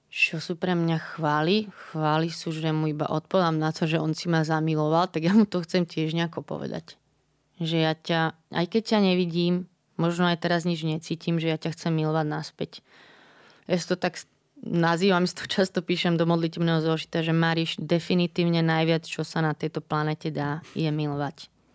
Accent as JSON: {"language": "Slovak", "town": "Bratislava", "region": "Bratislava Region", "country": "Slovakia", "said": "ja som z Bratislavy"}